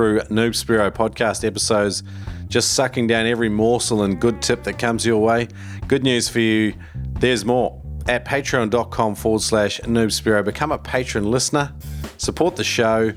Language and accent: English; New Zealand; now in Queensland, Australia; I'm originally from New Zealand, but I live in Queensland now.